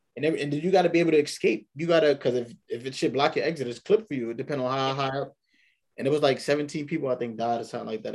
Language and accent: English; New York City, New York, United States; born and raised in New York